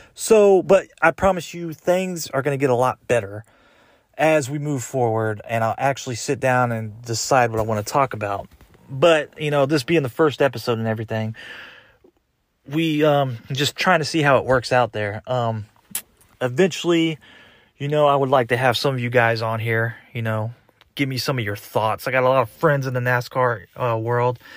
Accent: Houston, Texas, United States; moved away as an adult; now in Franklin, Indiana, United States; I'm originally from Texas, born and raised

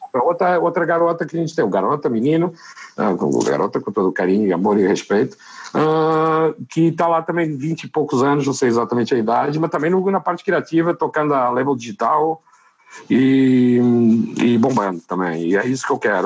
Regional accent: Fundão, Centro, Portugal; born or raised there; moved away

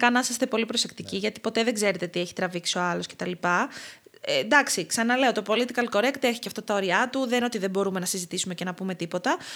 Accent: Crete, Greece

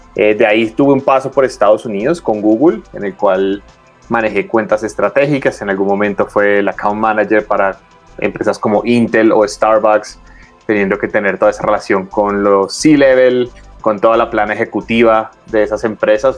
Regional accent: Colombia; yo soy colombiano

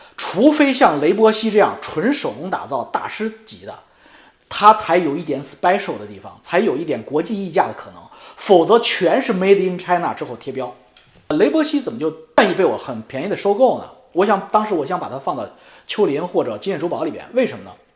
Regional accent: China; 我们中国人

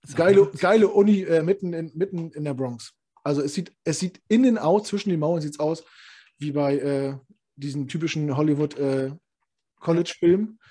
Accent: the East, East Germany, Germany; komm aus dem Osten

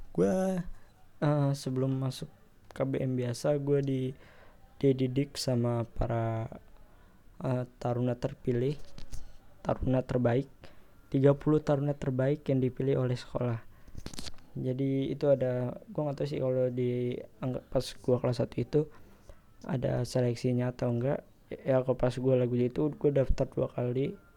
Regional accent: Depok, West Java, Indonesia; di kota gua. Ya, kota Depok

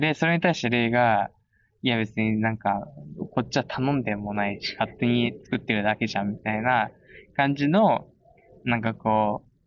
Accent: Komae, Tokyo, Japan; moved away as an adult; now in Spain; 生まれも育ちもずっと東京の狛江で、そこを離れたのが初めてだった

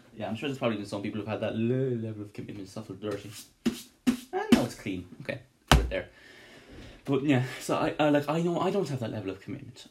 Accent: Ireland; me being Irish

